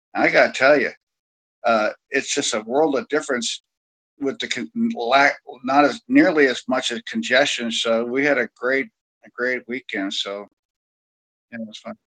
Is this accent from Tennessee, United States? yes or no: no; the Bay Area, California, United States; I grew up in the Bay Area